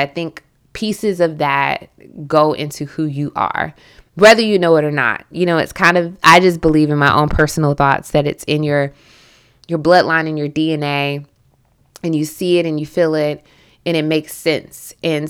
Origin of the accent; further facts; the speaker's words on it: Southern United States, United States; accent: Southern; And you should hear me when I go home, like my Southern accent becomes incredibly thick.